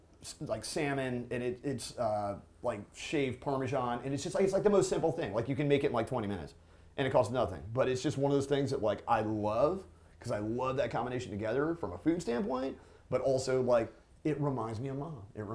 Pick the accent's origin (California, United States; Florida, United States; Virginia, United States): Virginia, United States; I'm from Virginia